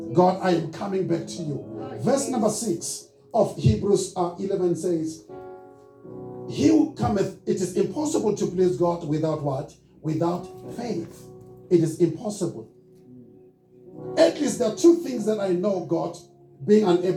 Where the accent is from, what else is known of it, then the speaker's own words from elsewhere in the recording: Soweto, Gauteng, South Africa; I'm born and raised in Soweto